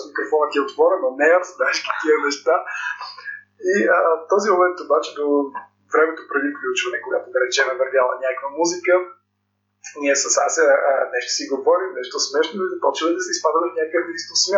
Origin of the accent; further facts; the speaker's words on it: Troyan, Lovech Province, Bulgaria; moved away as an adult; now in Sofia, Bulgaria; че съм от Троян, аз съм всъщност от там